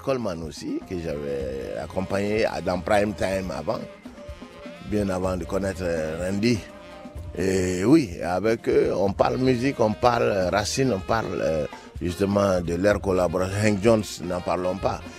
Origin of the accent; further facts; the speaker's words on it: Ségou, Ségou Region, Mali; tu le retrouves à Ségou, dans ma ville natale